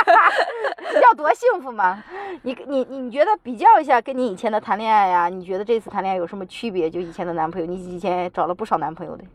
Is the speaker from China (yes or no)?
yes; China; 我们中国人